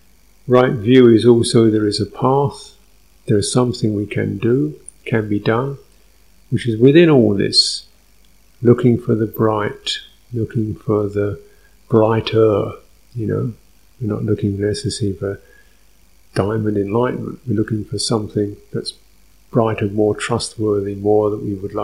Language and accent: English; London, United Kingdom; I was born in North London, little sort of dumpy place in North London, going to a dumpy little junior school, kicking around the playground